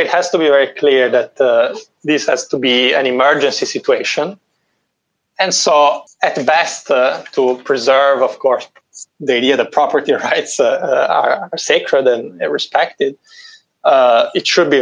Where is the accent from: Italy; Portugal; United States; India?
Italy; moved away; In my home country, in Italy